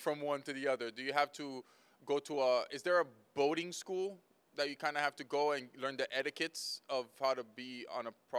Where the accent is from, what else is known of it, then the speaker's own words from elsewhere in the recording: Haiti; moved away; I've been around boats my whole life, so I grew up in Haiti. My grandfather had a boat, and a lot of people in Haiti have boats